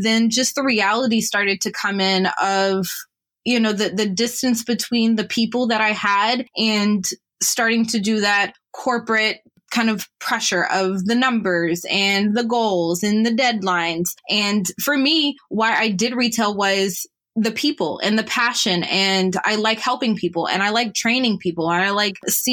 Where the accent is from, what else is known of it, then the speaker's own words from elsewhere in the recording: Atlanta, Georgia, United States; moved away as an adult; also born or lived in Ohio / Orlando, Florida; now in Canada; born in Ohio, grew up in Orlando, family moved to Atlanta a little after that, grew up there